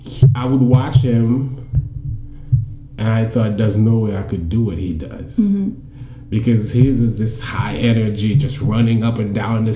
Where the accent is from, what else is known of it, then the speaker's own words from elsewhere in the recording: Haiti; English is a second language; moved away as an adult; now in New York City, United States; I'm Haitian. That's where I'm from. I've been in the States for 8 years. So I moved over here in 2008.